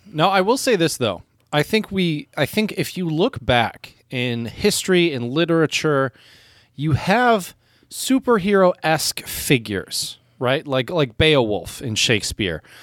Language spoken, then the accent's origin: English; United States; as an American growing up in America